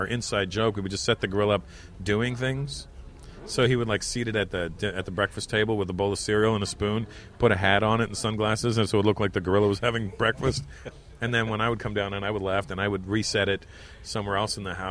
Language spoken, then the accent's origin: English; Canada; I'm still Canadian